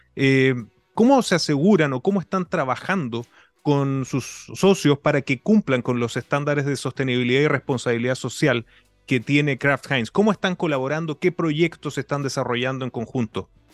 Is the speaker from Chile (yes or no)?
yes; Chile; como latinoamericano, como chileno